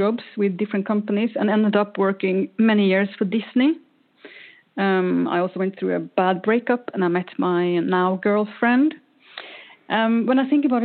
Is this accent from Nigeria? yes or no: no; Norway; now in Sweden; I am not Swedish, even though I live in Sweden. I am from Norway. I was born in a small coastal town in Norway.